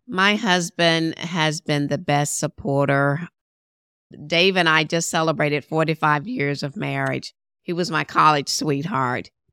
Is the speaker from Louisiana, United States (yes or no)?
yes; Shreveport, Louisiana, United States; moved away as an adult; my hometown of Shreveport, Louisiana